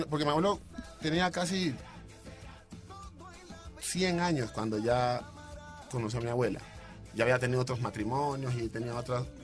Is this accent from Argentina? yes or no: no; Pacific region, Colombia; muchachos que venimos del Pacífico ninguno ah, sabe qué es el efecto